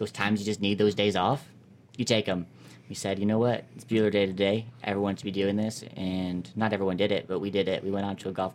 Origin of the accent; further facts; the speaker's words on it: Kankakee, Illinois, United States; now in Edwardsville, United States; I'm in Kankakee, just like right below Chicago